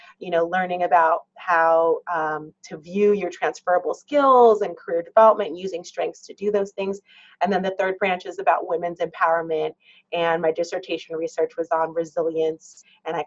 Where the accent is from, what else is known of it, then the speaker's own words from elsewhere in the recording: New York City, New York, United States; also born or lived in Barbados / California; I was born in Barbados, so I'm a Caribbean gal. But I grew up in New York City and spent most of my life in the Bronx or Manhattan or Queens